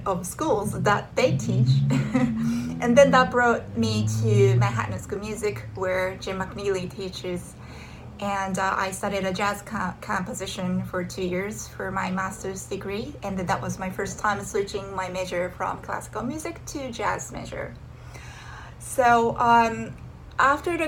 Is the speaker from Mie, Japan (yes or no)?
no; Tokyo, Japan; moved away as an adult; I'm originally from Japan, Tokyo.